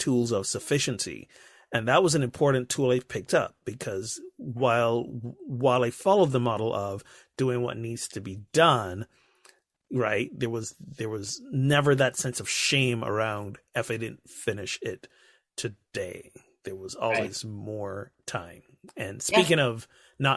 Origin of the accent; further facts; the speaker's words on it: Barbados; moved away; I grew up in the Caribbean, Barbados, to be exact